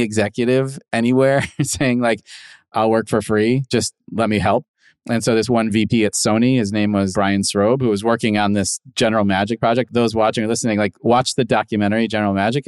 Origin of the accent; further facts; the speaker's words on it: Midwest, United States; moved away; I was a kid from the Midwest